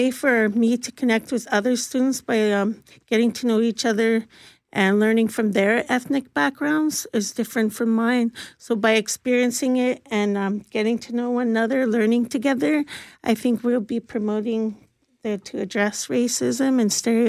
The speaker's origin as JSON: {"language": "English", "region": "Ontario", "country": "Canada", "also_born_or_lived": "Columbus, Ohio", "lives_now": "Winnipeg, Canada", "said": "And I come from Ontario, so I have no idea how that process happened. But in the end, I was in foster homes and then shipped off to Columbus, Ohio with a Christian pastor and his adult sons."}